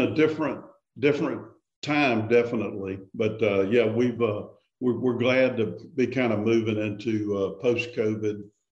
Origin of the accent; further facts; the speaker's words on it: Laurel, Mississippi, United States; I live in Mississippi, born and raised here